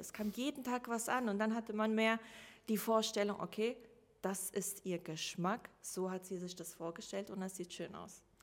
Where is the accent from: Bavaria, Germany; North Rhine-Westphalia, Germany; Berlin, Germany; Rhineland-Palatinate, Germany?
Rhineland-Palatinate, Germany; also born or lived in Russia; now in Hamburg, Germany; zuerst lebte ich in Rheinland-Pfalz und ähm, ganz normal die Schule